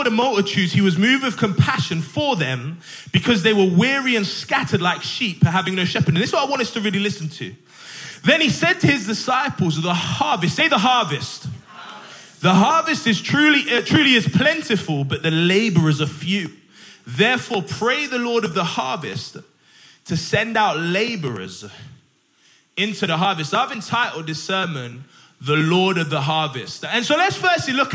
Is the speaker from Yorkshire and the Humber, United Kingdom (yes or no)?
yes; Sheffield, Yorkshire and the Humber, United Kingdom; now in Barnsley, United Kingdom; I'm pastoring in Barnsley at the moment, but I'm from Sheffield